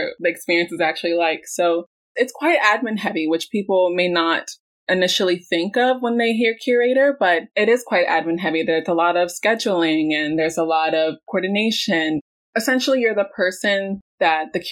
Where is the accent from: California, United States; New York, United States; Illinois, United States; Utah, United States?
New York, United States; New York City; also born or lived in Florida; growing up in Brooklyn, I've been really immersed with the Brooklyn Museum